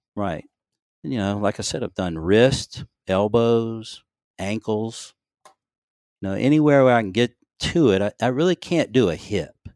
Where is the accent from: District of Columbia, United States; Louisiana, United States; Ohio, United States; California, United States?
Louisiana, United States; moved away as an adult; also born or lived in Shreveport, Louisiana / Maryland; now in Gulfport, United States; I grew up in Louisiana, went to L S U, uh, undergraduate